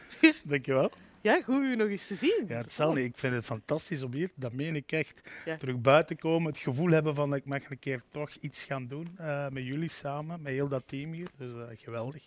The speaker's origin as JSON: {"language": "Dutch", "area": "the Cités, Limburg", "region": "Flanders", "country": "Belgium", "also_born_or_lived": "Brussels", "moved": "as an adult", "said": "Ik kom uit de Cité's hè, in Limburg, de koolmijnstreek"}